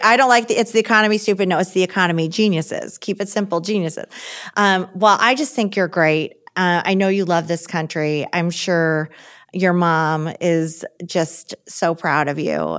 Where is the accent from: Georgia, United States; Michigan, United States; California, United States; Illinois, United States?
Michigan, United States; I'm from Michigan. I didn't live in D C before this job. I still live in Michigan.